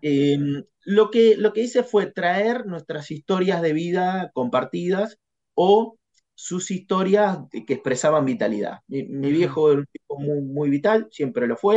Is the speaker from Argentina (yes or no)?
yes; Casbas, Buenos Aires Province, Argentina; moved away as an adult; also born or lived in La Plata; yo nací en, en Casbas, que es en, el partido de Guaminí